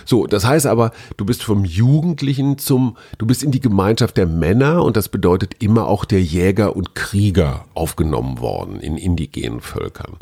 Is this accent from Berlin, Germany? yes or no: no; North Rhine-Westphalia, Germany; Ich bin Westfale